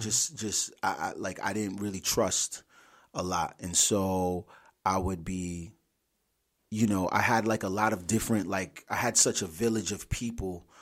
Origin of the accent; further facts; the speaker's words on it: Providence, Rhode Island, United States; also born or lived in Richmond, Virginia / Atlanta, Georgia / Brooklyn, New York; born and raised in Providence, Rhode Island.